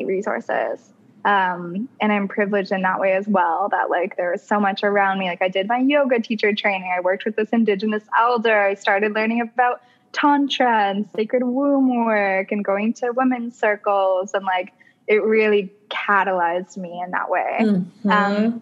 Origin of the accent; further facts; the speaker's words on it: Canada; I'm from Canada